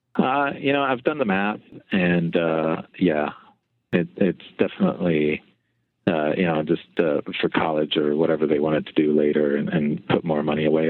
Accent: Philadelphia, Pennsylvania, United States; I actually grew up uh, on the outskirts of the ghetto, the top of the Broad Street line

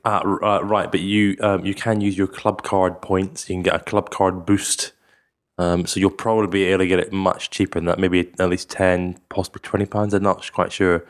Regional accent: Scotland, United Kingdom; I'm from Scotland

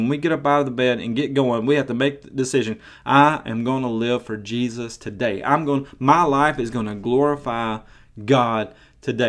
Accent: Maryville, Tennessee, United States; I've been to some of the biggest churches in my hometown of Maryville, Tennessee

